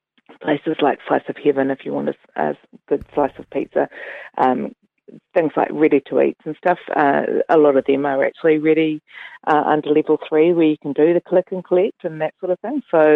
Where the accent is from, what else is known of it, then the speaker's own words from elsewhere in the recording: Auckland, New Zealand; now in Dunedin, New Zealand; I've always loved the market whenever I've come down to Dunedin, because I was previously from Tamaki Makaurau.